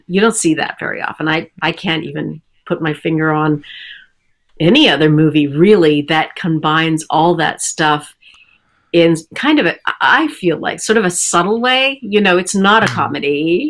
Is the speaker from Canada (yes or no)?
yes; Canada; it was shot in Vancouver, and I'm Canadian.